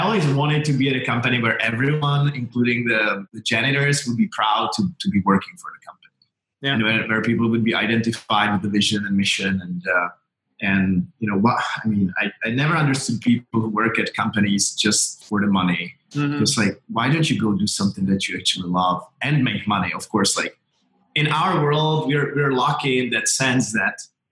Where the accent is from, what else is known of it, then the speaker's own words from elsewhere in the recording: Czechia; I grew up in Czechoslovakia and then Czech Republic